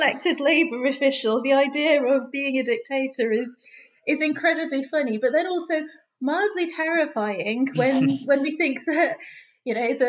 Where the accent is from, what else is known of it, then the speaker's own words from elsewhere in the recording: Doncaster, Yorkshire and the Humber, United Kingdom; Being from the north, I'm from Doncaster. You can't tell because I went to university in the south, and if you talk like this at UCL, nobody takes you serious. So I had to lose the accent.